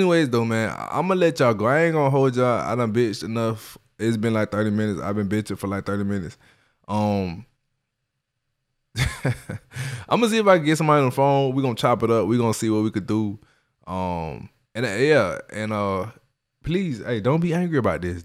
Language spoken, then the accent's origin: English; Miami, Florida, United States; also born or lived in Kansas City, Florida; I grew up in Miami, Florida